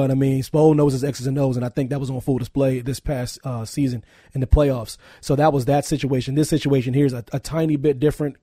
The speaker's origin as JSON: {"language": "English", "region": "Pennsylvania", "country": "United States", "said": "I'm from Pennsylvania."}